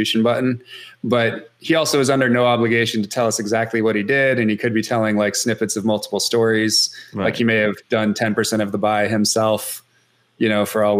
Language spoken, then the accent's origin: English; Seattle, Washington, United States; it was my hometown team